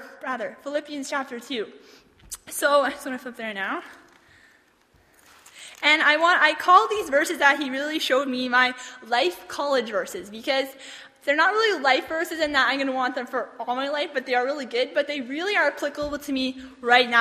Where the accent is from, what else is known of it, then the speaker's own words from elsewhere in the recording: Toronto, Ontario, Canada; I was born in Toronto, Ontario, on April 19th, 1994.